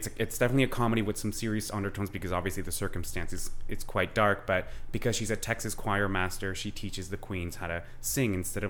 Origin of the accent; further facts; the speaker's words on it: London, Ontario, Canada; moved away as an adult; also born or lived in Colombia; now in Toronto, Canada; I'm an actor, obviously here based out of Toronto. I'm Colombian born. I grew up in London, Ontario. And I've just been living here in Toronto for just over 10 years. I moved here in 2009.